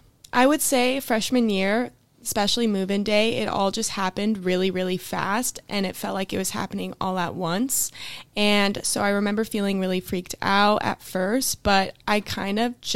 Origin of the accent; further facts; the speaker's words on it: Fresno, California, United States; I'm from Fresno, California